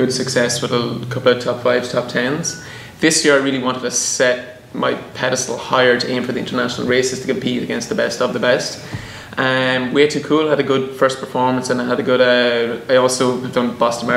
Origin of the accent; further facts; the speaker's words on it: southeast of Ireland, Ireland; moved away as an adult; now in San Francisco, United States; I'm an Irish fellow that moved here to San Francisco 4 years ago. Grew up on a dairy farm back in the southeast of Ireland.